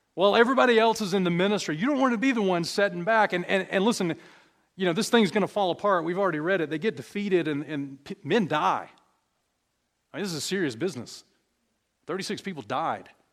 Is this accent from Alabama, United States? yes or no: yes; Alabama, United States; we're all from Alabama. Well, some of us are from Alabama.